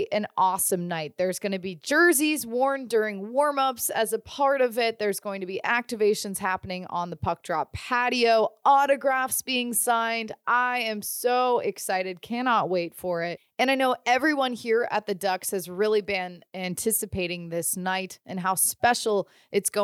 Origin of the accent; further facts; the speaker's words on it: Pittsburgh area, Pennsylvania, United States; I'm kind of from the same area